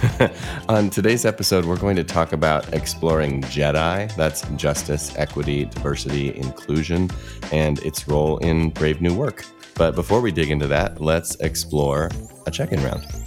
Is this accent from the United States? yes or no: yes; Midwest, United States; I grew up in the Midwest